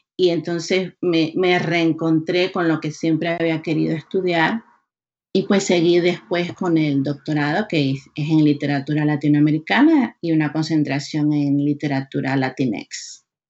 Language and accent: Spanish; Maracaibo, Zulia, Venezuela; moved away as an adult; also born or lived in Florida, United States / Georgia, United States; now in Massachusetts, United States; Nací en Maracaibo, en el norte de Venezuela. Crecí allí, fui a la universidad, me gradué allí y vine a Estados Unidos hace 19 años